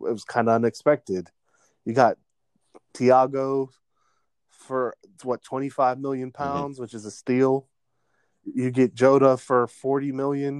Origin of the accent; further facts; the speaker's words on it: East Coast, United States; a East Coast young man from America